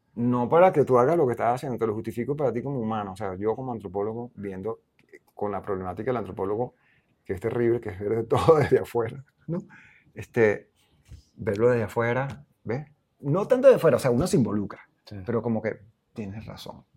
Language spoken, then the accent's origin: Spanish; Venezuela; moved away as an adult; Para mí sí es importante ser denotados como venezolanos